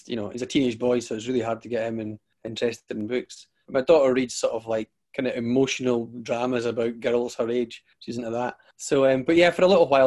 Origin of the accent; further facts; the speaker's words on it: Arbroath, Scotland, United Kingdom; I grew up in Arbroath, and it seemed like the back of beyond